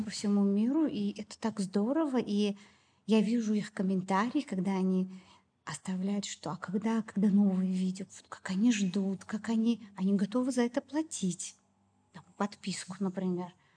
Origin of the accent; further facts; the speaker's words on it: Baku, Azerbaijan; moved away as an adult; also born or lived in Moscow; я в Баку а, под крылышком родителей